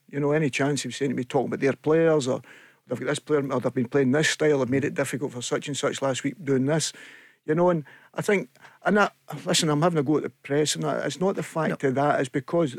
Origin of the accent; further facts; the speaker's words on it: Glasgow, Scotland, United Kingdom; Oh, Glasgow.